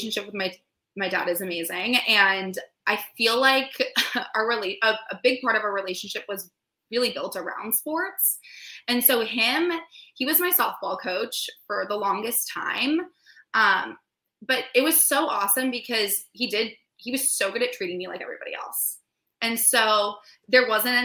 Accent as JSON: {"language": "English", "town": "San Diego", "region": "California", "country": "United States", "said": "I'm from San Diego, California"}